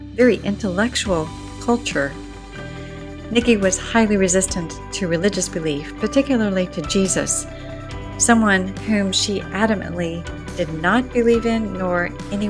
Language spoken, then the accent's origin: English; Atlanta, Georgia, United States; As someone from Atlanta